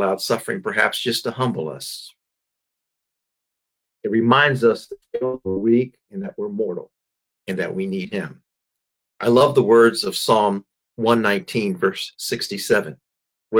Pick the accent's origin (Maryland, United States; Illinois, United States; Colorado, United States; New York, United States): Maryland, United States; my home state of Maryland